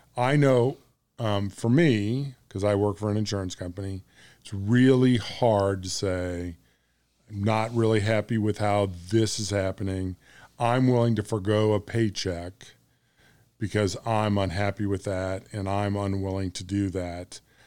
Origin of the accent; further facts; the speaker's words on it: United States; I'm American